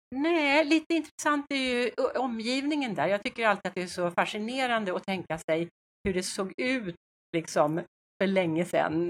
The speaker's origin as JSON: {"language": "Swedish", "country": "Sweden", "said": "vi svenskar"}